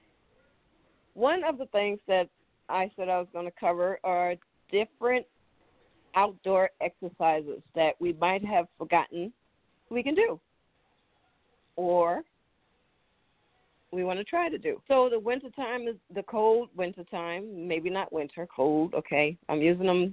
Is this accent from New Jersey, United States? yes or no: no; New York City, New York, United States; moved away; when I was growing up in New York City